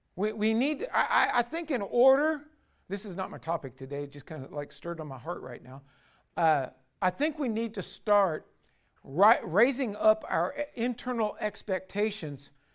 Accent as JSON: {"language": "English", "country": "United States", "said": "as American"}